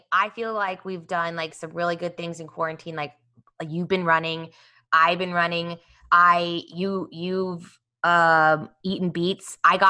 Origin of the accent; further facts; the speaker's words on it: Kansas City, Missouri, United States; I grew up in Kansas City, and so my best friend growing up had a horse, and she did barrel racing as well at the American Royal.